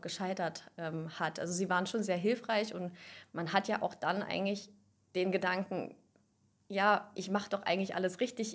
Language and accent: German; near Göttingen, Lower Saxony, Germany; komme aus der Nähe von Göttingen, also aus Niedersachsen